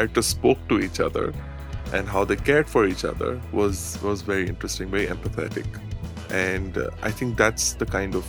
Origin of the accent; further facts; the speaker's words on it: Dubai, United Arab Emirates; I was brought up in Dubai with the multicultural society